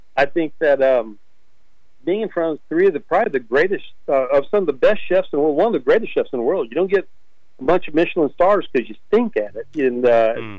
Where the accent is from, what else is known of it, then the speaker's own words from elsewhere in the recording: Irving, Texas, United States; now in Lipan, United States; I grew up in the Metroplex of Dallas Fort Worth. Uh, my family lived in Irving